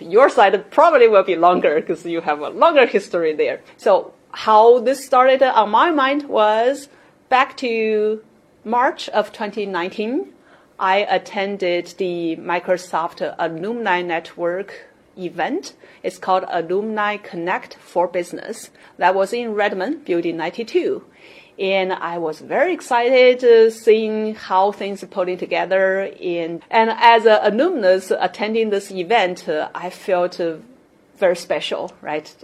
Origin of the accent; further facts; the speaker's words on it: China; moved away; also born or lived in Seattle; I grew up in China